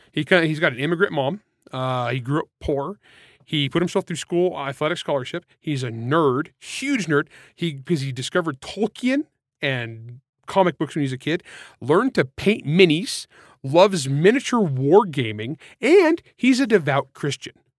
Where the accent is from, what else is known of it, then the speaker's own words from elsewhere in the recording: United States; I'm from Grapes of Wrath land